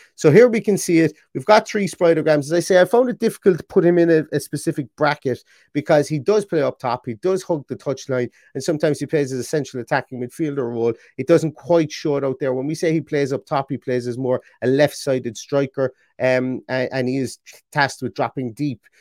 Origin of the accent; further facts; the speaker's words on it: Ireland; Being Irish as well, and having a sister with an Irish name